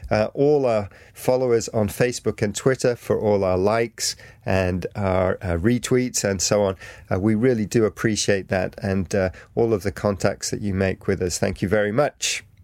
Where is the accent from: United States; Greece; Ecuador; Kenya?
Greece; I'm from Greece. My favorite team is Olympiacos